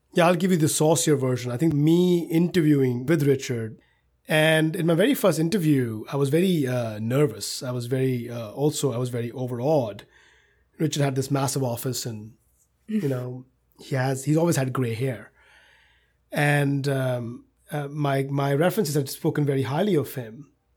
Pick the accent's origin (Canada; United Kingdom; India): India; moved away as an adult; now in United States; growing up in India